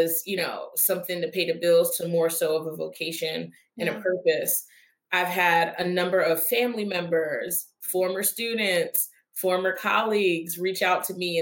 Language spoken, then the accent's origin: English; Philadelphia, Pennsylvania, United States; I'm a proud Philadelphian, born and raised in South Philadelphia, and spent, you know, my entire career in the Northeast